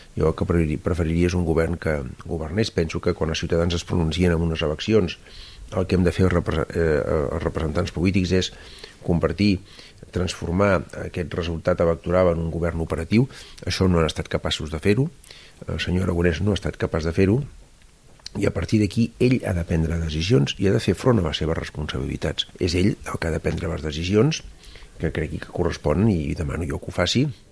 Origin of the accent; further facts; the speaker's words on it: La Roca del Vallès, Catalonia, Spain; del meu poble, de la Roca del Vallès